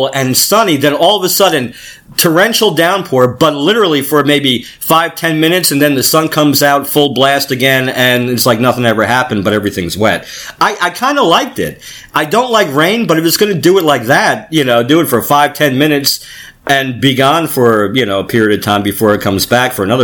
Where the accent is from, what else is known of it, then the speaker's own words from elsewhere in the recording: Manalapan, New Jersey, United States; I grew up in Manalapan